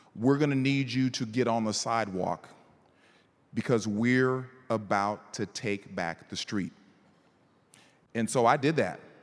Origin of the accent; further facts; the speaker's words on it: College Station, Texas, United States; also born or lived in Northern Virginia; now in Houston, United States; I was raised in Bryan College Station